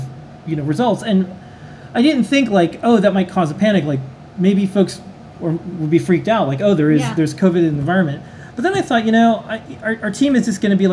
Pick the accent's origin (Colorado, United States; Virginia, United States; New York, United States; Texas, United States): New York, United States; New York City; as a New Yorker